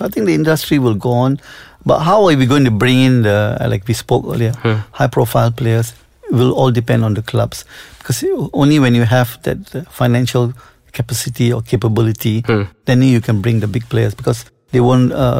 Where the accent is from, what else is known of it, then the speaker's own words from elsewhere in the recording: Selangor, Malaysia; I was born in Selangor